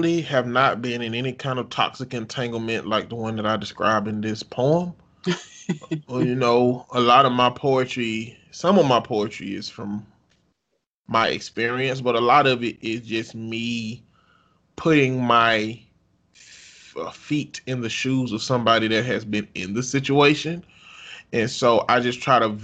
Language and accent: English; the South, United States; growing up in the South